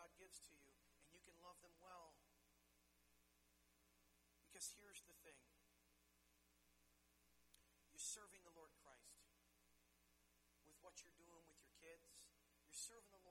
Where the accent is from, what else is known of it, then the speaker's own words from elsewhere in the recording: United States; growing up in the United States of America